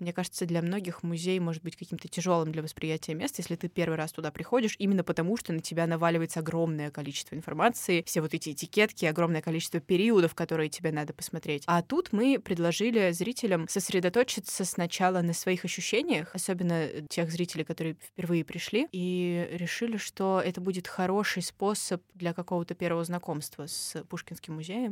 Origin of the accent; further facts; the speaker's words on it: Moscow, Russia; мы точно как москвичи в контексте очень большого города